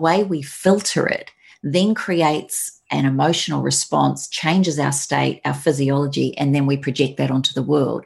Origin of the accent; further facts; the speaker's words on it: New Zealand; moved away; I now had my dream of having my business in my home country